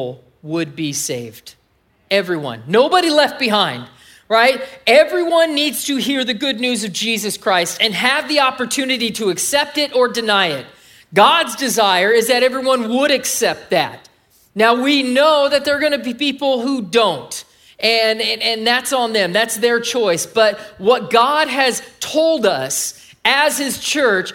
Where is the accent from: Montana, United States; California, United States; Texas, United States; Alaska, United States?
California, United States; moved away as an adult; I'm from California